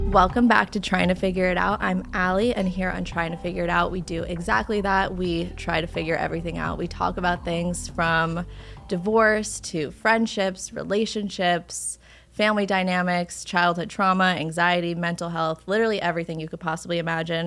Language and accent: English; Westchester, New York, United States; I'm from Westchester